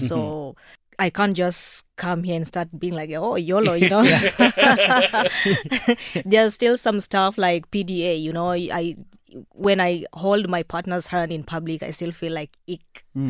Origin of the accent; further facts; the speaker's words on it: Kenya; moved away as an adult; now in Ireland; Given that I grew up in the countryside